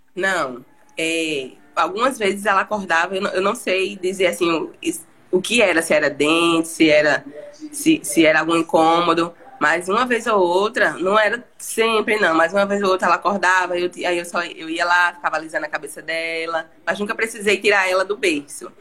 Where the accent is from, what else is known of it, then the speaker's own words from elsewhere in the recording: João Pessoa, Paraíba, Brazil; sou de João Pessoa, na Paraíba